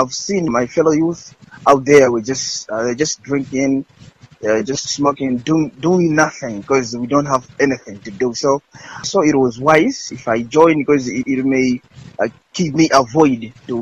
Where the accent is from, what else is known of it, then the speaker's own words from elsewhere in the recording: Balaka, Southern Region, Malawi; I was born in Baraka and raised in Baraka